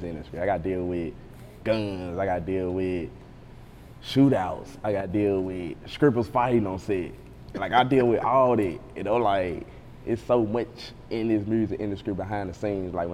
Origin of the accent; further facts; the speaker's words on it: Gunnison, Mississippi, United States; my hometown, Gunnison